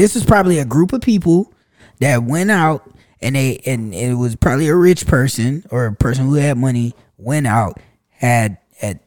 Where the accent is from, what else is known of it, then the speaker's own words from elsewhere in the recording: United States; I was born here